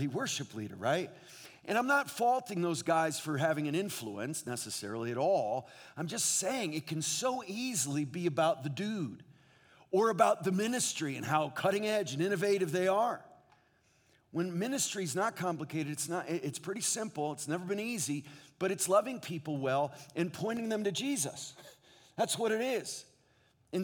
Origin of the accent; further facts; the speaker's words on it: New England, United States; moved away as an adult; now in Southern California, United States; I grew up in New England